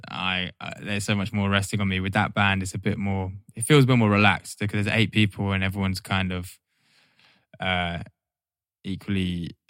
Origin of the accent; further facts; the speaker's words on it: Norwich, East of England, United Kingdom; moved away; I was born in Norwich